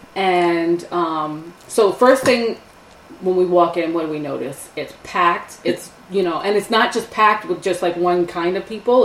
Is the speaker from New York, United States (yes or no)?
yes; New York City, New York, United States; moved away as an adult; now in upstate New York, United States; We're from New York. We're from the city. I'm from Staten Island.